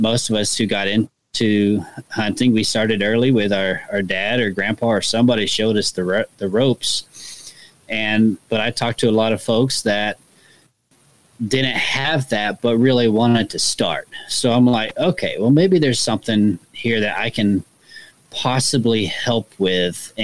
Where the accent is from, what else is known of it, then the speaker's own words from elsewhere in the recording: Kansas City, Missouri, United States; I'm from Kansas City, Missouri, so I'm here in the Midwest.